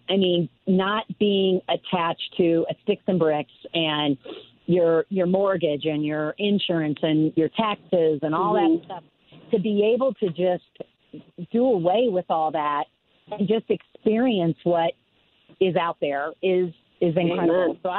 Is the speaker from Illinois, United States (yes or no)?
yes; Chicago, Illinois, United States; moved away as an adult; right now I'm from here. you know, originally I was from Chicago.